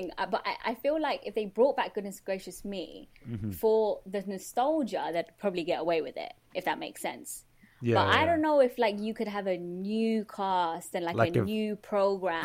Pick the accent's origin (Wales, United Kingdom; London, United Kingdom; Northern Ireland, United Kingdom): London, United Kingdom; born and raised in London